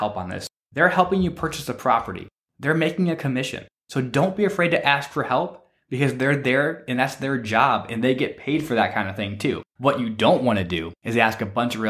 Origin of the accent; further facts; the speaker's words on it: Michigan, United States; moved away; my home state of Michigan